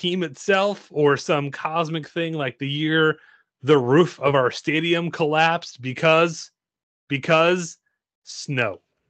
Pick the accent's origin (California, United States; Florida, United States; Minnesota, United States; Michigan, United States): Minnesota, United States; I'm from Minnesota.